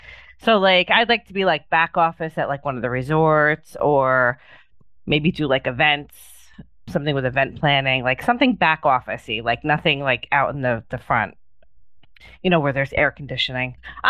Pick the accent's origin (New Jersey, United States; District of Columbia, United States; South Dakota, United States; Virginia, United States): New Jersey, United States; I'm from New Jersey.